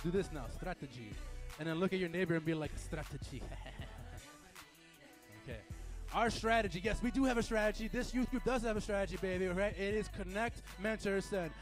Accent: Chicago, Illinois, United States; I'm from Midwest, okay? I'm from Chicago.

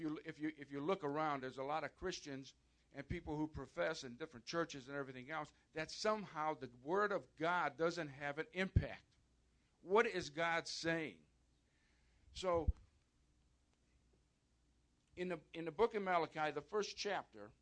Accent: outside of Chicago, Illinois, United States; I was born and raised outside of Chicago, Catholic.

